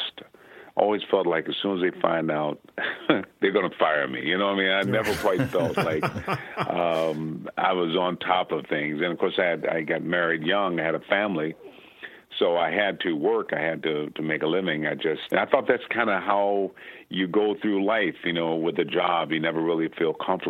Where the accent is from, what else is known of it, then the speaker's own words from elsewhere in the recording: Benton Harbor, Michigan, United States; I'm from Benton Harbor, Michigan.